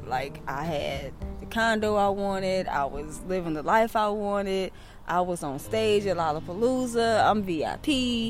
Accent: Kankakee, Illinois, United States; now in Sumpter, United States; I am the co-owner of the Coffee Pot Dispensary. I am originally from Kankakee, Illinois, which is like 45 miles south of Chicago. So I currently live and reside and work in Sumter.

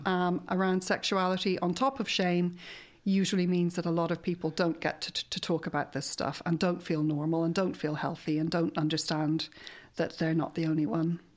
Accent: Ireland; we struggle with as an Irish nation

